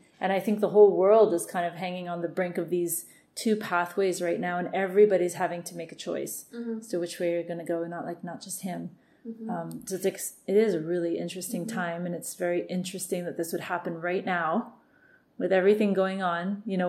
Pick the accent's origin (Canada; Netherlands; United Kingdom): Canada; I'm Canadian.